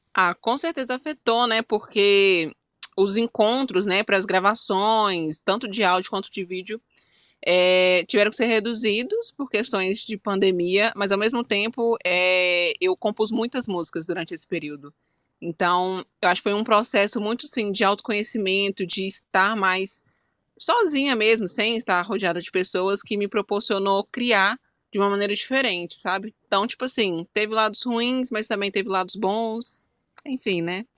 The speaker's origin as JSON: {"language": "Portuguese", "town": "Belo Horizonte", "region": "Minas Gerais", "country": "Brazil", "said": "eu sou mineira, né? Sou de Minas Gerais, Belo hum. Horizonte, mais especificamente"}